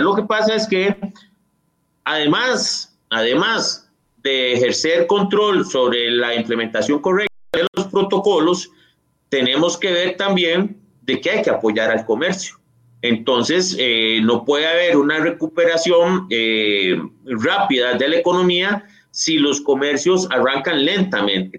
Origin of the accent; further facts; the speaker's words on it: Costa Rica; somos los costarricenses